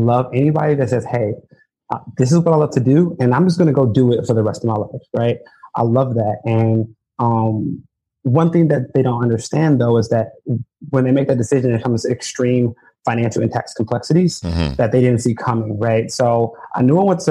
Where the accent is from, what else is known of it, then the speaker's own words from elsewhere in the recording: Chicago, Illinois, United States; I grew up in Chicago